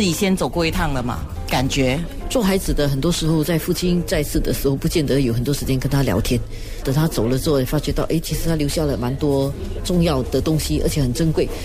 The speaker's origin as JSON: {"language": "Chinese", "country": "Singapore", "tie": "born or raised there", "said": "我小时候在小波长大"}